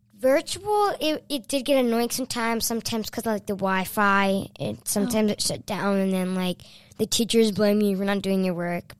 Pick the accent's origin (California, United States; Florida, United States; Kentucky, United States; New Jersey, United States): New Jersey, United States; Kenilworth; Kenilaw, New Jersey.